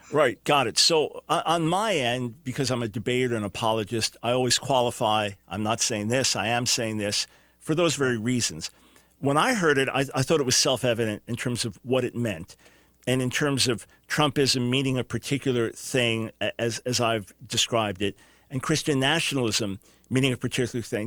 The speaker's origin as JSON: {"language": "English", "region": "New York", "country": "United States", "moved": "yes", "lives_now": "North Carolina, United States", "said": "I'm a New Yorker"}